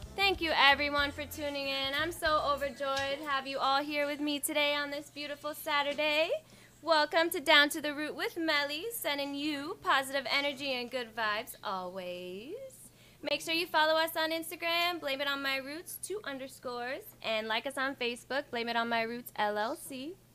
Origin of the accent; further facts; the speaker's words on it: Ocho Rios, Saint Ann, Jamaica; now in United States; growing up in Ochi on the farm